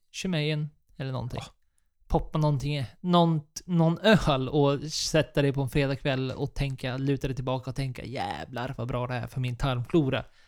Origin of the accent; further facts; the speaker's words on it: Sweden; vi som svenskar